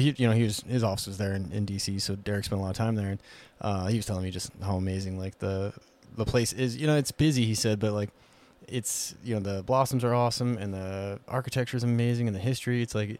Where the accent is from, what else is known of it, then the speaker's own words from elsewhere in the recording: Whitehall, Montana, United States; growing up in Whitehall, you know, like wide open places